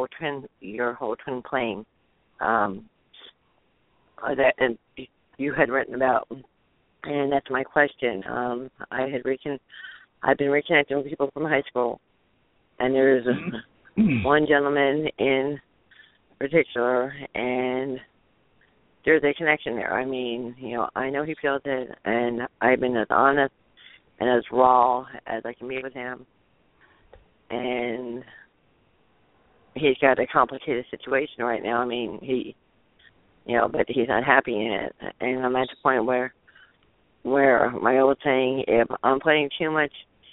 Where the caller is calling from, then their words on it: Tallahassee, Florida, United States; calling from Tallahassee, Florida.